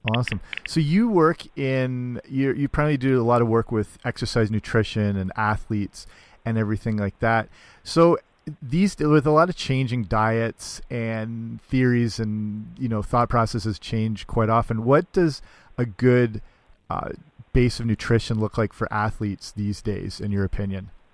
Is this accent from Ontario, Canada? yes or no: yes; London, Ontario, Canada; School of Kinesiology here in my hometown at Western University